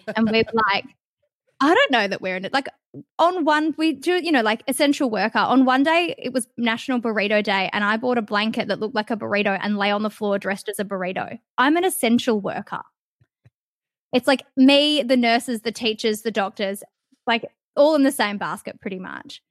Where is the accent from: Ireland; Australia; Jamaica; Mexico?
Australia; Perth, Western Australia; also born or lived in Kalgoorlie; I grew up in Leaderville, which, if anyone that's from Perth, is, like, really close to the city